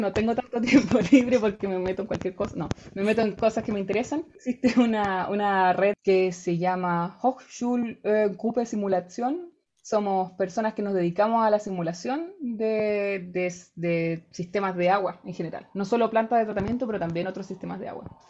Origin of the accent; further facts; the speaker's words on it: Rancagua, O'Higgins, Chile; moved away as an adult; also born or lived in Valparaíso, Chile; now in Germany; yo soy de regiones, yo soy de Rancagua, estudié en Valparaíso